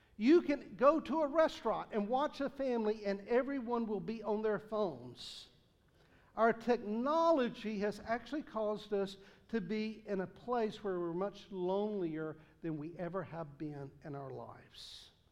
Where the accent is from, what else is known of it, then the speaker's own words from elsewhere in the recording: the South, United States; accent: Southern; I speak Southern